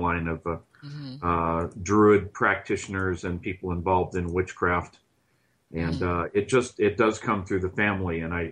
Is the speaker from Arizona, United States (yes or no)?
no; Southern California, United States; I grew up in Southern California